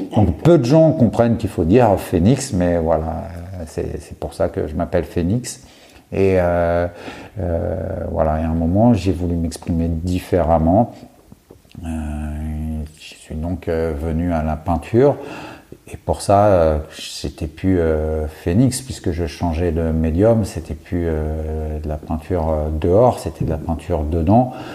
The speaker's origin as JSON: {"language": "French", "town": "Courbevoie", "region": "Île-de-France", "country": "France", "tie": "born or raised there", "said": "sur la partie courbevoie de la, de, la défense, euh, puisque c'est là où j'ai grandi."}